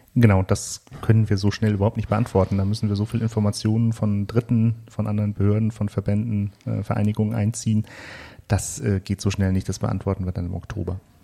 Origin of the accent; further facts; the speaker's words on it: Frankfurt, Germany; ich bin ja nun in Frankfurt geboren